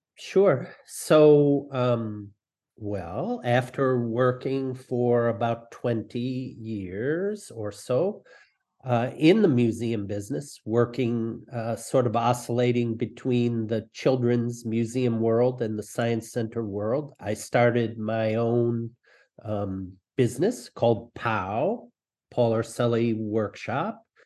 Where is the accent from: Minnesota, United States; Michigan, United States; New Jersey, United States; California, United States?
Michigan, United States; Detroit; I grew up in Detroit